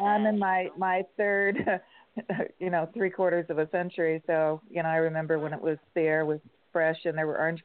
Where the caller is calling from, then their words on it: San Diego, California, United States; California, San Diego.